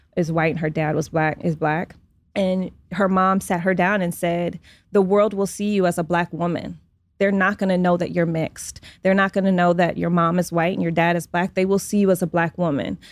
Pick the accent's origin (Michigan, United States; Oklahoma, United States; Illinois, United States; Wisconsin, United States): Michigan, United States; Detroit; now in Los Angeles, United States; I was raised in Detroit.